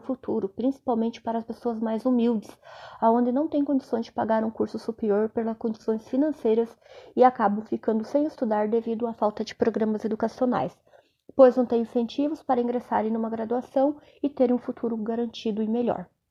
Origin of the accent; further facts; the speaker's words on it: Cascavel, Paraná, Brazil; sou de Cascavel, Paraná